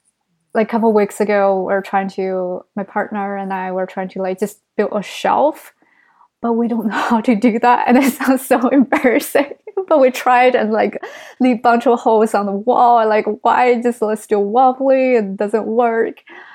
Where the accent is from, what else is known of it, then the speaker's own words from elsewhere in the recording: New York, United States; as a New Yorker